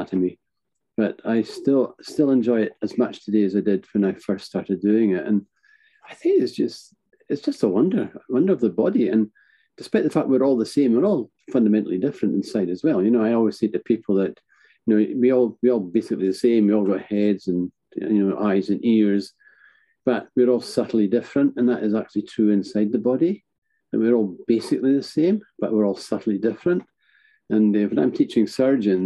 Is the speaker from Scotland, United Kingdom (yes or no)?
yes; north of Scotland, United Kingdom; also born or lived in Edinburgh; I'm physically located in the north of Scotland, which is my hometown.